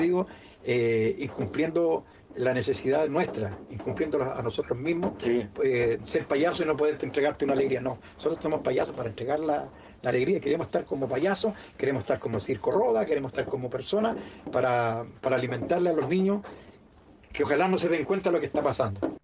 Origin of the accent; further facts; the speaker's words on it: Mexico; moved away; also born or lived in Chile; yo mexicano